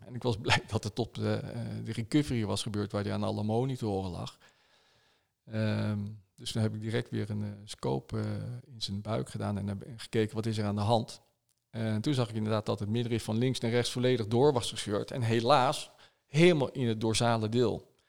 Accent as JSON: {"language": "Dutch", "country": "Netherlands", "said": "wij als Nederlanders"}